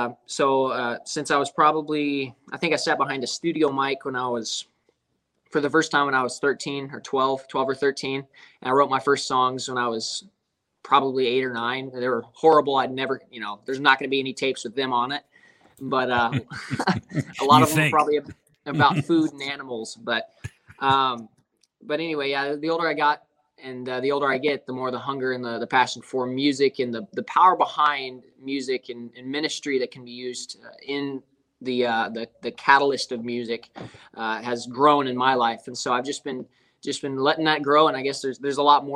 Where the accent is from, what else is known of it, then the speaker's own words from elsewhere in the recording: Lewistown, Montana, United States; moved away as an adult; also born or lived in Georgia; now in Atlanta area, Georgia, United States; I was born and raised in Montana.